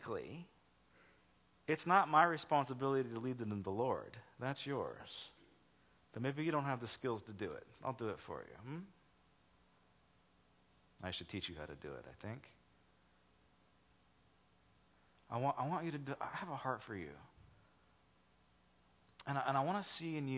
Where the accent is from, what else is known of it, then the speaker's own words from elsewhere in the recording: Los Angeles, California, United States; moved away as an adult; also born or lived in Charleston, South Carolina; I was from Los Angeles. I'm like, I don't live in Los Angeles. I live in the suburbs